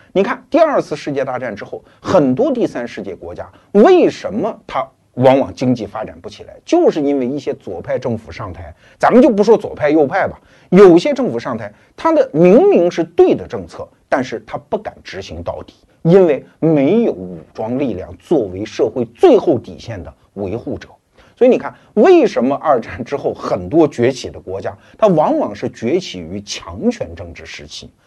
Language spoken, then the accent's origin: Chinese; China; 过去几十年，我们中国人对对外开放这个概念非常熟悉